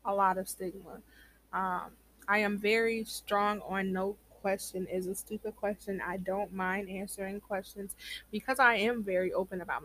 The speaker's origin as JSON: {"language": "English", "region": "Iowa", "country": "United States", "said": "I am from the Midwest. You know, Iowa in the building."}